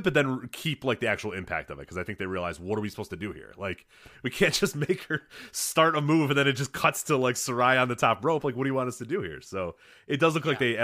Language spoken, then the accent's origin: English; Midwest, United States; I grew up in the Midwest